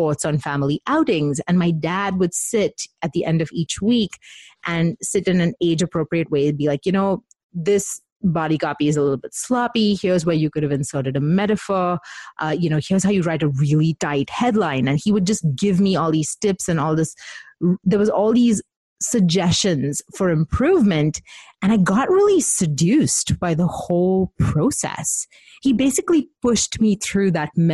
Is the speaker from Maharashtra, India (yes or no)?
yes; Mumbai, Maharashtra, India; I grew up in Mumbai with Indian parents